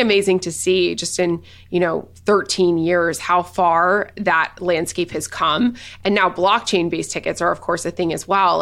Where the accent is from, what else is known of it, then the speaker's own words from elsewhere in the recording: Nashville, Tennessee, United States; I'm from Nashville